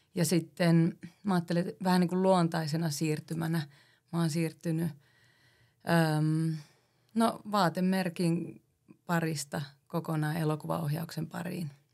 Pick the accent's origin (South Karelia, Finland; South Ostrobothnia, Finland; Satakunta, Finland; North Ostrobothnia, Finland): North Ostrobothnia, Finland; Oulu; mä oon Oulusta